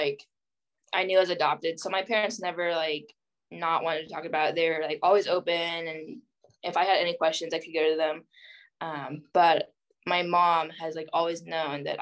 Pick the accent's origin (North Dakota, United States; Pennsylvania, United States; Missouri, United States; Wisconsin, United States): Missouri, United States; also born or lived in Jiangxi, China; I'm actually student teaching in my hometown, but not the same school I went to, but in my hometown